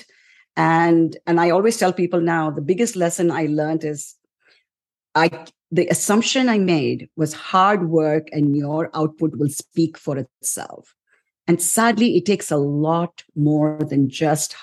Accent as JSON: {"language": "English", "country": "India", "also_born_or_lived": "New York", "moved": "as an adult", "lives_now": "United States", "said": "I came to the US around 34 years ago from India, right after my wedding"}